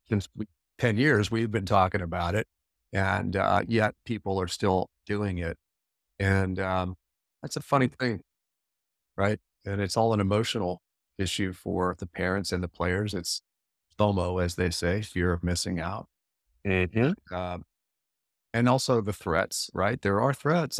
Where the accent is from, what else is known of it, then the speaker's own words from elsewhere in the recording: Alexandria, Virginia, United States; my hometown here of Alexandria